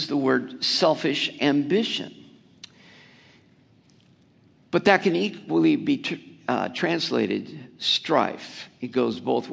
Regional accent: United States; because we're Americans

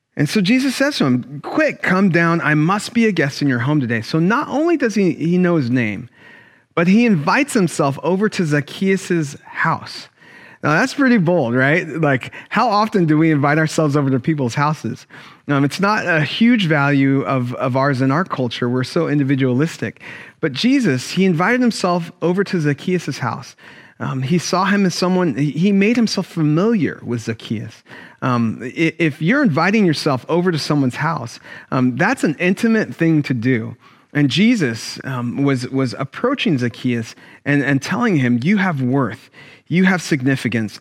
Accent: Sacramento, California, United States; Growing up in Sacramento, I went to a black church

